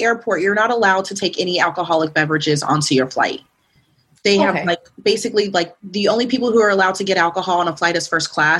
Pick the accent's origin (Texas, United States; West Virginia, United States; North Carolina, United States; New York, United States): Texas, United States; Dallas; moved away; Dallas. You know, my hometown, my roots. Those are my people.